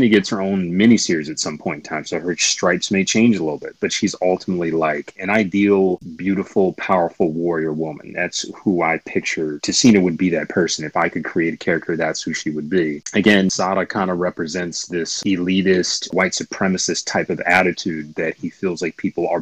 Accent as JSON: {"language": "English", "town": "Grand Rapids", "region": "Michigan", "country": "United States", "tie": "born or raised there", "moved": "as an adult", "lives_now": "New York, United States", "said": "I'm from Michigan. Grand Rapids, Michigan. Yeah. I mean, I moved to the East Coast back in 2001, long, long time ago. But yeah, I spent most of my formative years in Michigan for a long time"}